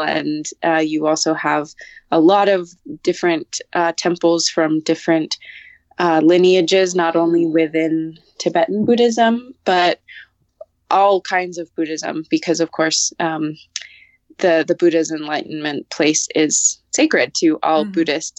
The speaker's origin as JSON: {"language": "English", "town": "Santa Fe", "region": "New Mexico", "country": "United States", "tie": "born or raised there", "said": "it's also nice to be back in my hometown of santa fe"}